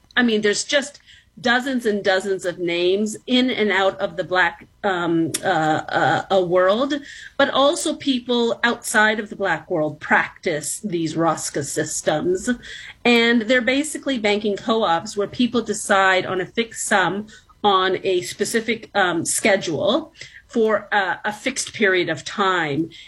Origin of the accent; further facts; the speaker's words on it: Toronto, Ontario, Canada; also born or lived in New York City; So I was born in New York City, actually. So I'm American born, but I was raised since I was very young in the city of Toronto